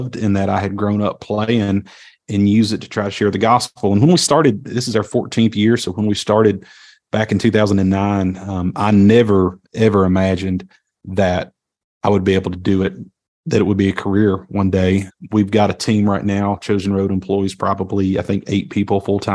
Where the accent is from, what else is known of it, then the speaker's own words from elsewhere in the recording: Princeton, West Virginia, United States; also born or lived in Bluefield, West Virginia; I'm born and raised in Appalachia, down in southern West Virginia. Grew up in Princeton, West Virginia